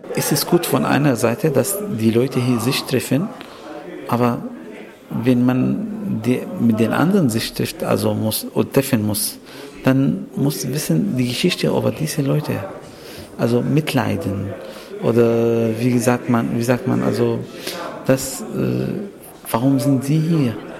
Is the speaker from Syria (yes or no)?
yes; Syria; German is a second language; moved away as an adult; also born or lived in Aleppo / Kuwait; now in Germany; ich komme aus Syrien